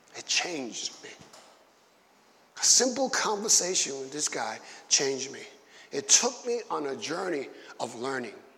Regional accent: New York City, New York, United States; I was growing up in Bushwick in the 70s

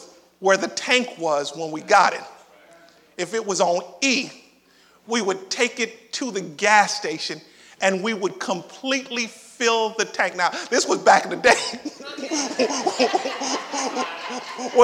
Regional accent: Miami, Florida, United States; moved away; growing up in Miami

